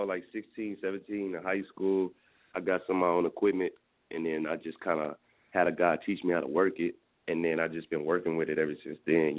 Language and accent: English; Houston, Texas, United States; because I'm from Houston, Texas.